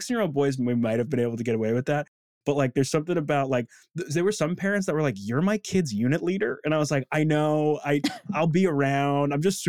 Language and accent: English; Palm Beach, Florida, United States; moved away; I was born in Palm Beach.